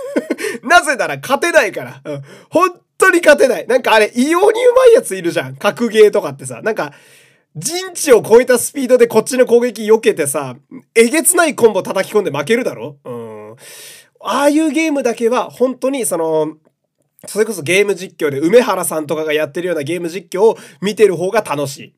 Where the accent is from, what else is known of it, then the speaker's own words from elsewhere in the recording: Fukui, Japan; moved away; 地元福井県、えー、地元が好き